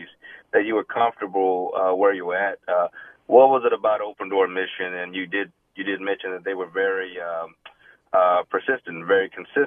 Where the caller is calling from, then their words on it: Cypress, Texas, United States; I'm actually calling from coming from Cypress, Texas